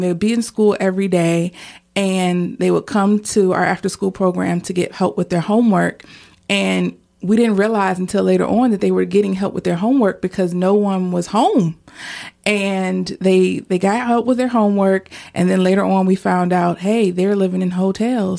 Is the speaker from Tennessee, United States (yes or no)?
no; Portsmouth, Virginia, United States; I grew up in Churchland area of Portsmouth